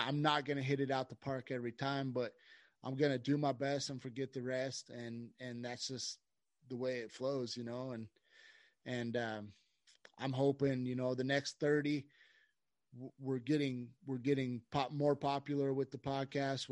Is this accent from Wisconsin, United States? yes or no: no; Idaho, United States; now in Colorado, United States; We're both from Idaho and we've been friends since grade school